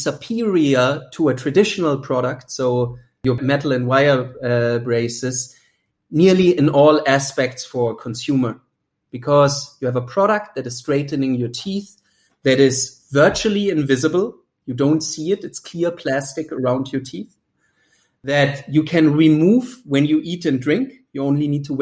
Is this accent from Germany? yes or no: yes; Germany; English is a second language; moved away as an adult; also born or lived in United States; as you might hear from the accent, I'm originally from Germany. I haven't lived there in now nearly 16 years